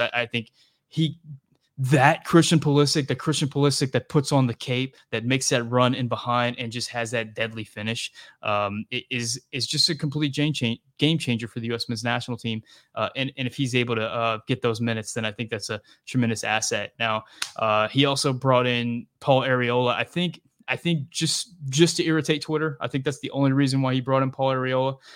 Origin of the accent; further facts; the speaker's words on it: South Louisiana, United States; I'm from South Louisiana.